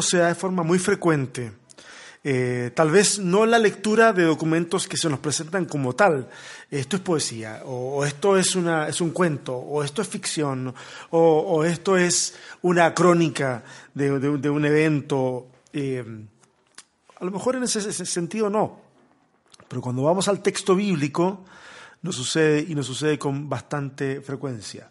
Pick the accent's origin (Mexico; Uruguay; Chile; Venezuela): Chile; soy chileno